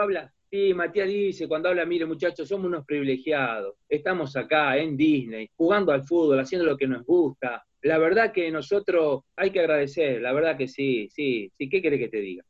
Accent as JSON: {"language": "Spanish", "country": "Argentina", "moved": "as an adult", "lives_now": "San Jose, United States", "said": "como argentino, como sudamericano"}